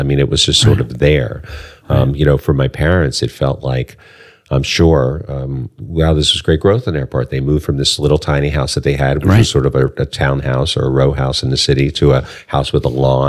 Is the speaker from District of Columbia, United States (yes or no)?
yes; Washington, District of Columbia, United States; also born or lived in Silver Spring, Maryland; I was born in D.C., actually. Where? I grew up in Northeast, in Riggs Park. And my parents moved out to Silver Spring in 1960 when the neighborhoods were changing.